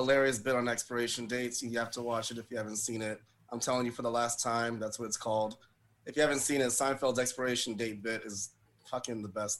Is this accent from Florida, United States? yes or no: yes; Florida, United States; I'm from Florida.